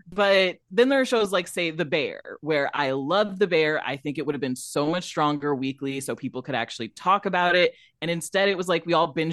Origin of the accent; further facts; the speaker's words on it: Rockford, Illinois, United States; also born or lived in Dallas, Texas; I was born in Dallas and I grew up in Rockford, Illinois